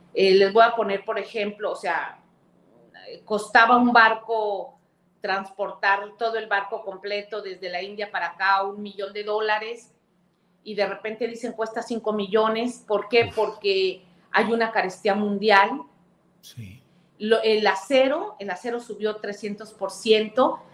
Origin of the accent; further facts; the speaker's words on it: Veracruz, Mexico; yo voy constantemente a Veracruz, es mi tierra, bueno, soy senadora de mi estado